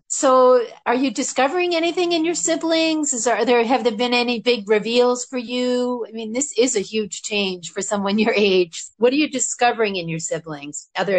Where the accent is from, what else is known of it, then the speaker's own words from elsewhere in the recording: Boston, Massachusetts, United States; moved away; I'm originally from the Boston area, a shameless Patriots, Red Sox, Bruins fan, Celtics.